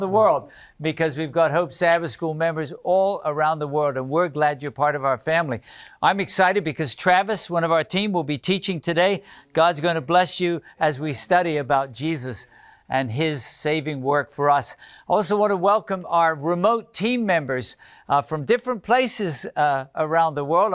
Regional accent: United Kingdom; moved away; in the United Kingdom. That's my homeland

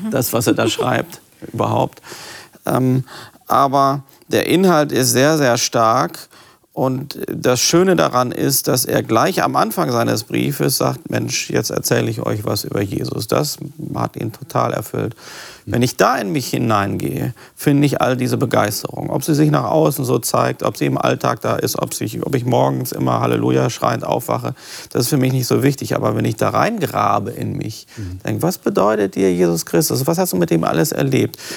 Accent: North Rhine-Westphalia, Germany; now in Northern Germany; Ich bin, ich bin Westfale und wohne jetzt im Norden.

